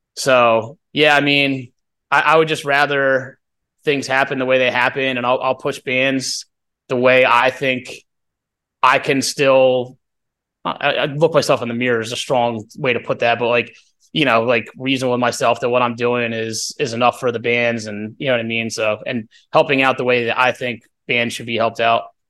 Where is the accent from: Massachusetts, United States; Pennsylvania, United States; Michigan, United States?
Pennsylvania, United States; Doylestown; we're from Doylestown